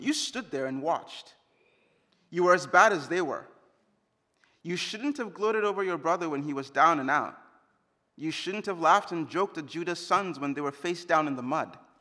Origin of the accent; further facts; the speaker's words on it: Jos, Plateau, Nigeria; moved away; in Jos, the hometown, my hometown, where I grew up